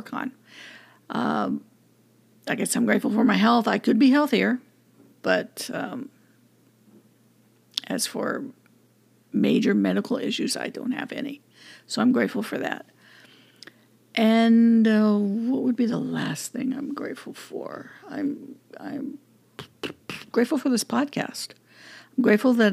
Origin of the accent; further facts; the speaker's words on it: California, United States; I'm grateful for being born in California, being born and raised in California.